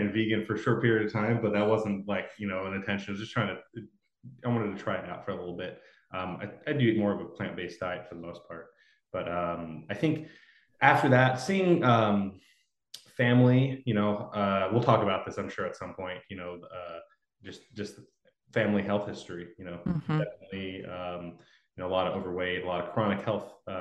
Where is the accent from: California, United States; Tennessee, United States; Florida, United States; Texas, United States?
California, United States; Los Angeles; moved away as an adult; also born or lived in Oregon; I moved up from Los Angeles. I grew up there too